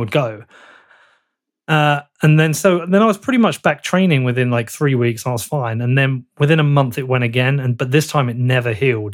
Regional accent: Bedford, East of England, United Kingdom; I'm from Bedford.

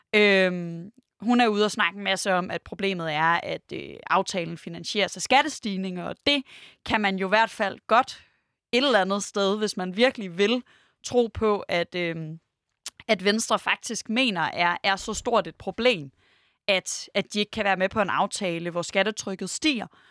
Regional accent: Denmark; jeg er selv fra Jylland

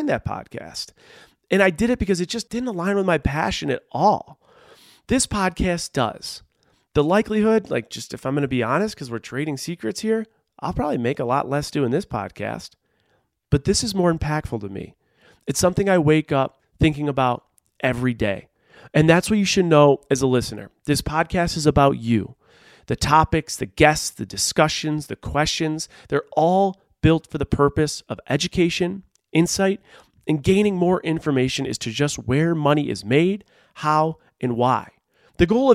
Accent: Buffalo, New York, United States; moved away as an adult; also born or lived in Rochester, New York / Seattle, Washington; I grew up in Buffalo, New York

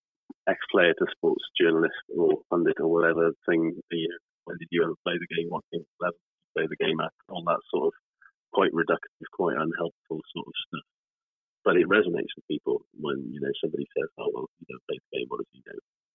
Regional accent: Wales, United Kingdom; I am, as a Welsh person and a pessimistic person, I'm already dreading it.

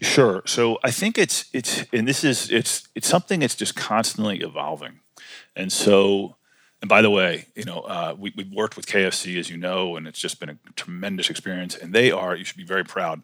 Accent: Washington, District of Columbia, United States; also born or lived in College Park, Maryland / western Maryland; we grew up in Washington D.C. Uh, and then later in College Park, Maryland

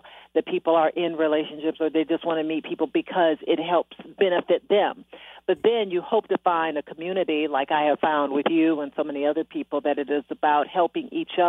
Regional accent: Detroit, Michigan, United States; You know, not only my hometown, Detroit, Michigan

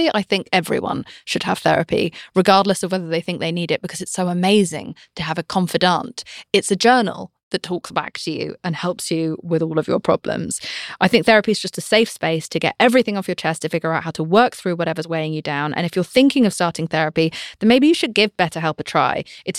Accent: United Kingdom; I'm British.

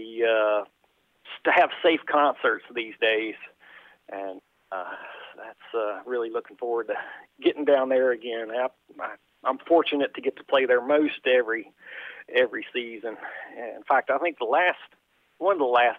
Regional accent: Shenandoah Valley, Virginia, United States; I grew up about an hour north of there. I'm from the Shenandoah Valley in Virginia

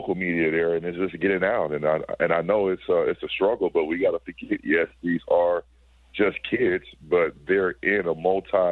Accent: California, United States; I'm from California

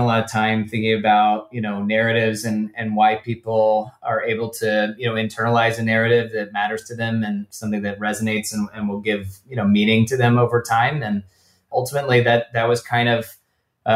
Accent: Atlanta, Georgia, United States; moved away as an adult; also born or lived in New England; now in Los Angeles, United States; I grew up in Atlanta, was there for, you know, the first 18 years of my life

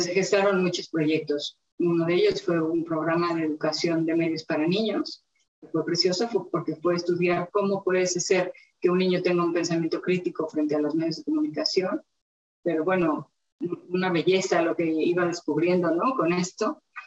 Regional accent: Mexico City, Mexico; yo nací en la Ciudad de México

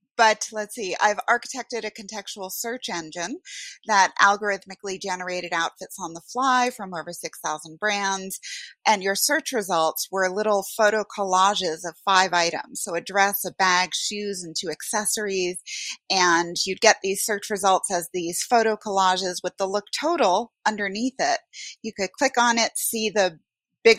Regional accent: Westchester County, New York, United States; also born or lived in Bronx, New York / Norway; I am a Puerto Rican from the Bronx. I grew up mostly in Westchester County, so very affluent suburb of New York City

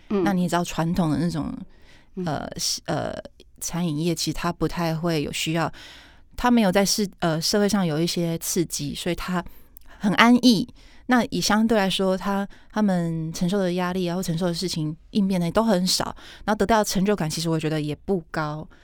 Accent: southern Taiwan, Taiwan; 我南部人

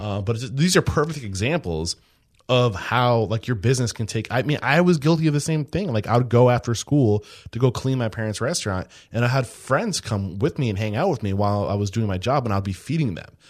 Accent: Exeter, New Hampshire, United States; I'm from New, the Exeter side

